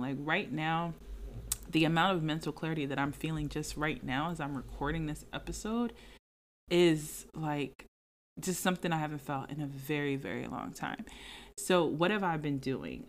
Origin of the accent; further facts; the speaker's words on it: Philadelphia, Pennsylvania, United States; moved away as an adult; also born or lived in Jacksonville / Atlanta; now in Philadelphia area, United States; I'm from Philadelphia, the surrounding, suburban areas, whatever, like, I'm from the Philadelphia area, I'm from Philly, okay.